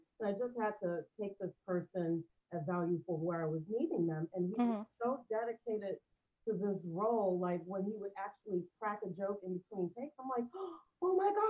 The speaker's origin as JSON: {"language": "English", "town": "Chicago", "region": "Illinois", "country": "United States", "tie": "born or raised there", "said": "I am from Chicago"}